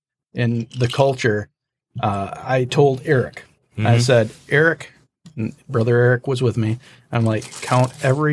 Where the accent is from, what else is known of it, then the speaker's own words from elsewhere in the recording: Western Michigan, United States; I'm from Western Michigan.